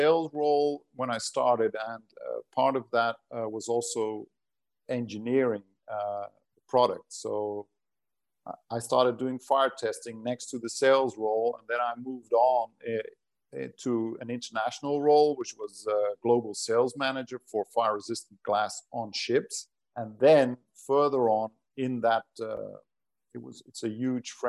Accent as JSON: {"language": "English", "country": "Portugal", "tie": "born or raised there", "also_born_or_lived": "Netherlands", "first_language": "Portuguese and Dutch", "second_language": "English", "moved": "yes", "said": "Been in the Netherlands, but growing up in Portugal. At the seaside"}